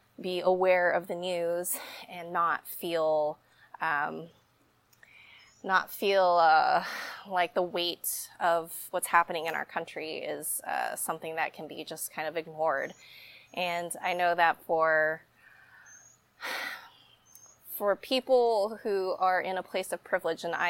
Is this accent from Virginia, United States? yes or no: no; Dallas, Texas, United States; now in Austin, United States; growing up in the Dallas area